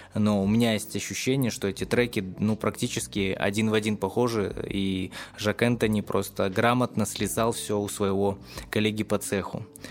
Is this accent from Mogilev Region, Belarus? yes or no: no; Gomel, Gomel Region, Belarus; в моём родном городе Гомеле